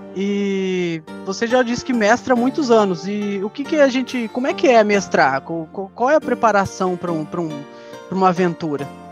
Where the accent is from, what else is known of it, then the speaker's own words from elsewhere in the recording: Três Rios, Rio de Janeiro, Brazil; a gente é do interior do Rio, nós somos de Três Rios